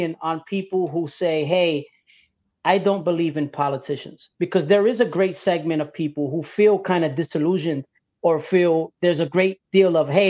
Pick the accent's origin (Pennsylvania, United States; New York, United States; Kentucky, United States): New York, United States; Brooklyn; I grew up in Brooklyn, but I used to go up to El Barrio all the time.